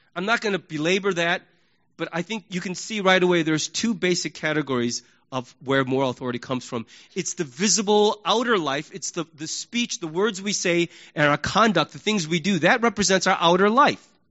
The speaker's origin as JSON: {"language": "English", "country": "United States", "said": "we Americans"}